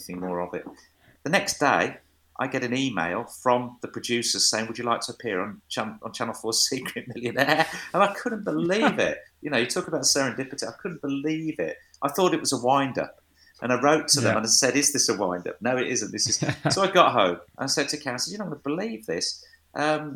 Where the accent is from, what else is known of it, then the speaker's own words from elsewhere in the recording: Wolverhampton, West Midlands, United Kingdom; my hometown, Wolverhampton.